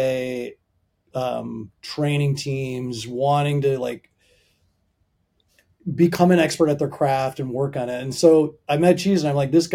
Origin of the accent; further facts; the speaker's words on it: Minnesota area, United States; moved away as an adult; now in Virginia, United States; I'm from Minnesota area, from the Midwest.